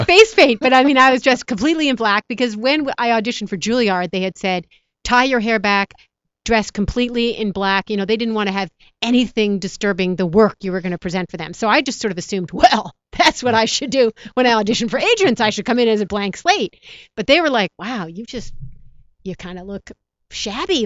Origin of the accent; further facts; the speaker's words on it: New York, United States; moved away as an adult; now in Los Angeles, United States; I'm a New Yorker. So I was, I grew up and we got snow and we got rain.